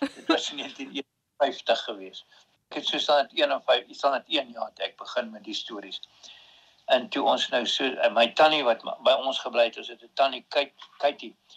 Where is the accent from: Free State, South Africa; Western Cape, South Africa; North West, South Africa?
Free State, South Africa; Bethlehem; also born or lived in Karoo / Prieska; ek het eintlik in die Weshuis groot geword. die Charlotte Tron kinderhuis in in in Bethlehem